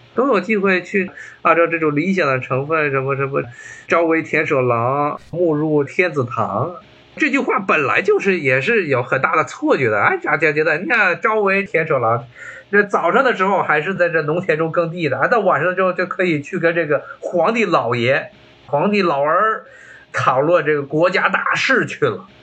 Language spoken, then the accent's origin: Chinese; China; now in United States; 我们中国人